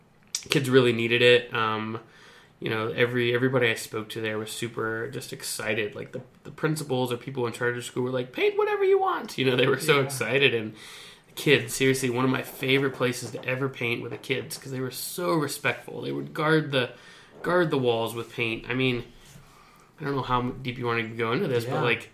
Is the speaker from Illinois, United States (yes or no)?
no; Flagler Beach, Florida, United States; moved away as an adult; now in Colorado, United States; You were in my hometown in Flagler Beach, Florida during the surf competition there.